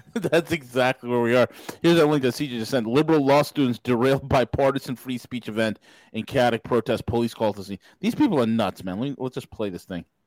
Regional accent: New York, United States; moved away; I'm just a New Yorker in exile.

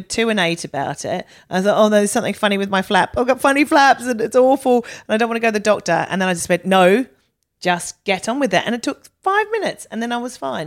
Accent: Australia; I was a big chunky girl growing up. And in Australia

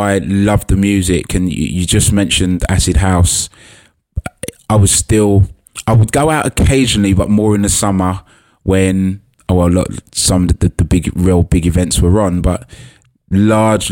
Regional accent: London, United Kingdom; where I grew up in Hackney

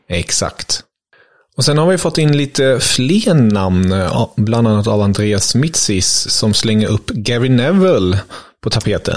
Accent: Germany; now in Sweden; Jag är ju som bekant tysk

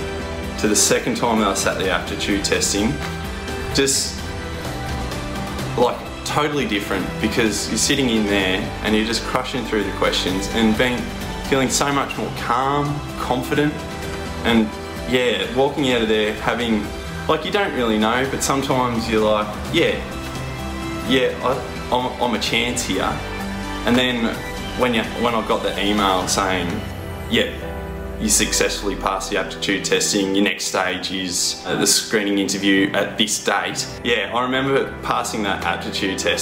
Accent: the Wimmera, Victoria, Australia; born and bred in the Wimmera.

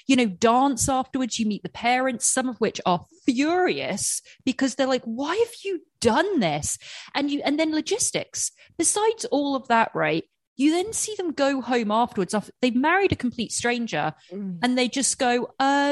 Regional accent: England, United Kingdom; moved away; growing up in England with a huge Indian population

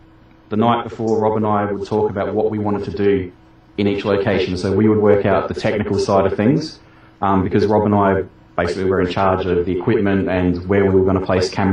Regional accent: Australia; my home state

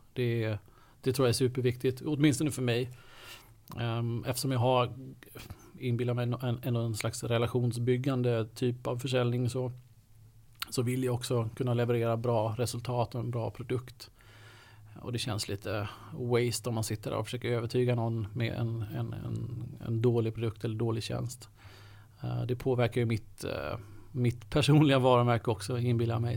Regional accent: Kalmar County, Sweden; moved away as an adult; now in Stockholm, Sweden; jag är uppväxt på, eh, på Öland

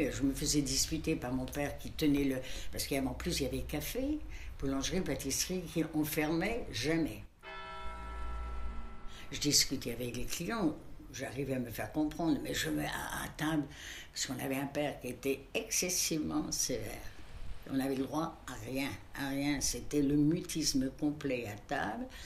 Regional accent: Brittany, France; moved away as an adult; j'ai quitté la Bretagne à 26 ans.

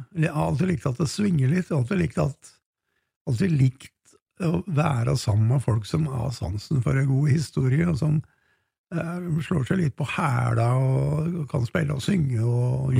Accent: Hunndalen, Innlandet, Norway; Vazelina-museet oppe i Hunndalen, der jeg kommer fra

